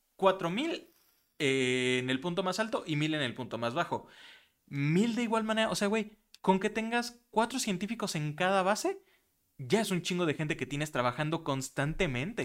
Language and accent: Spanish; Mexico; nosotros como mexicanos